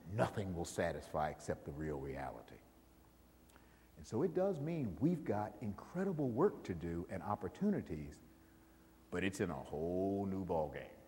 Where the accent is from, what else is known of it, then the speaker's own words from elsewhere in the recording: Buffalo, New York, United States; moved away; I grew up in Buffalo, New York